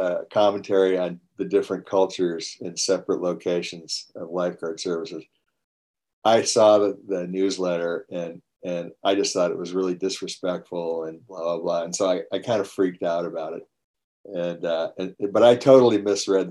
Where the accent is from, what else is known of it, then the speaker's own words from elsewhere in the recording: Long Beach, California, United States; I grew up in Long Beach, up in LA County